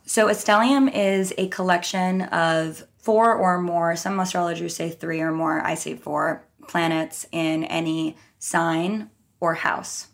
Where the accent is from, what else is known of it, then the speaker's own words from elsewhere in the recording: New York, United States; also born or lived in Minnesota / Los Angeles; I'm from New York. I lived here until I was eighteen